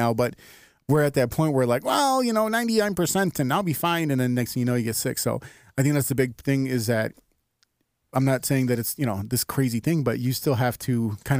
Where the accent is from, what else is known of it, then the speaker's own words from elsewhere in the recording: Chicago, Illinois, United States; as a Chicagoan